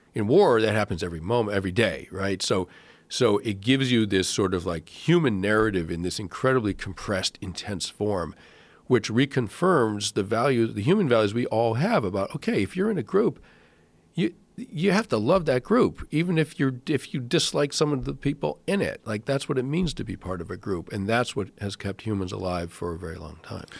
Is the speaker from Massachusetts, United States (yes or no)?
yes; Massachusetts, United States; I grew up in Massachusetts